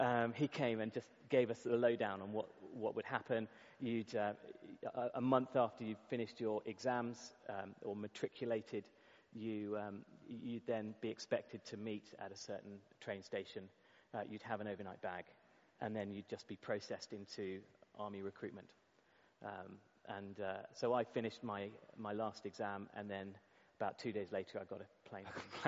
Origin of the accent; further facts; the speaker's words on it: England, United Kingdom; So as an English person, it was at times really difficult to be recognized for school sports, to be recognized for responsibilities